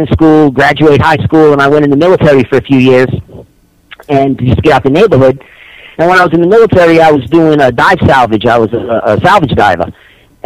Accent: Warwick, Rhode Island, United States; moved away as an adult; now in Humboldt County, United States; I'm from Rhode Island

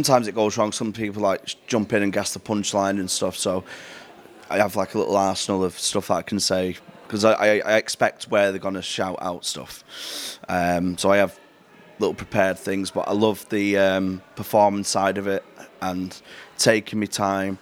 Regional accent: Manchester, North West England, United Kingdom; I'm from Manchester, tell from the accent

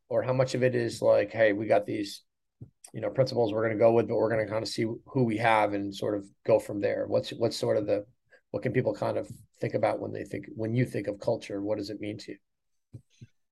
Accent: Providence, Rhode Island, United States; my hometown of Providence, Rhode Island

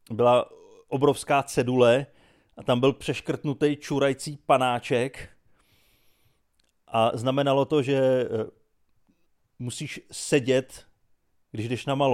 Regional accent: Czechia; když jsem z Čech, no.

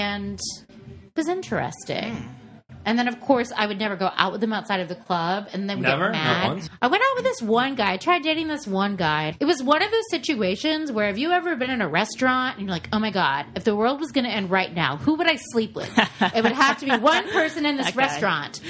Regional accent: Nebraska, United States; I'm from Nebraska

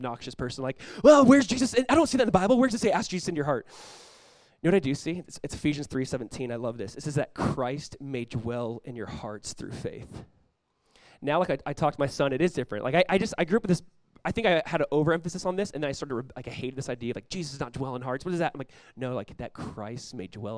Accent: California, United States; now in South Florida, United States; I grew up in California

